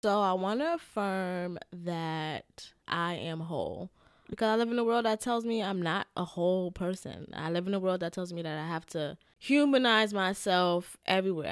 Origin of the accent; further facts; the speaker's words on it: New York, United States; I'm New Yorker